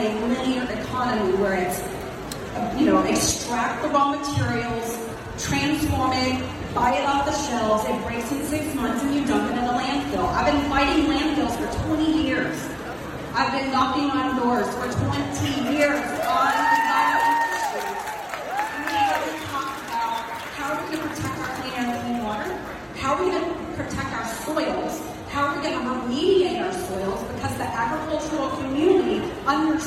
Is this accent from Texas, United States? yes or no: yes; the Golden Triangle, Southwest Texas, United States; I grew up in Southwest Texas, the Golden Triangle.